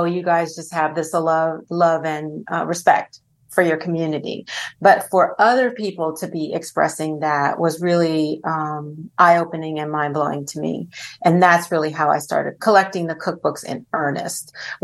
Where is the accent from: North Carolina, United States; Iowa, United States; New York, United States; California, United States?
California, United States; Los Angeles; I'm from Los Angeles